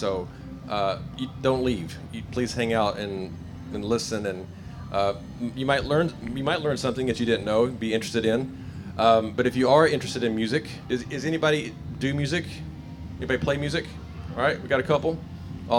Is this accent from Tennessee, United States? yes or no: yes; Nashville, Tennessee, United States; I'm from Nashville, Tennessee